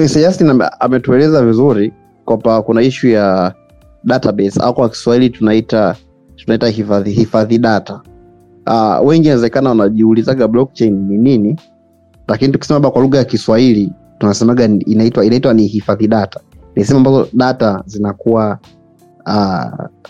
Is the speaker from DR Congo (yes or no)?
no; Tanzania; sisi ni watanzania